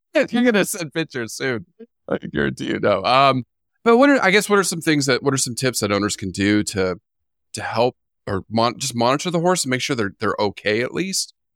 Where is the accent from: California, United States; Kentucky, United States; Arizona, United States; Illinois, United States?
California, United States; growing up in California